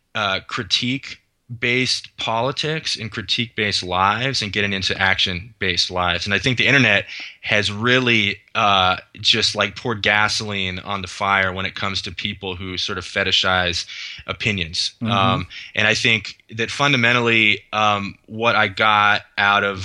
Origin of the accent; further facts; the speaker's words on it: Los Gatos, California, United States; moved away; also born or lived in Mercer Island, Washington; I grew up in Silicon Valley, Los Gatos, California